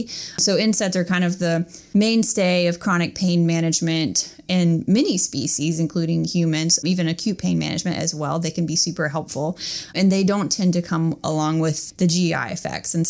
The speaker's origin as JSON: {"language": "English", "region": "North Carolina", "country": "United States", "also_born_or_lived": "Tennessee", "moved": "as an adult", "lives_now": "Georgia, United States", "said": "I'm from North Carolina originally, and I went to North Carolina State University for undergrad"}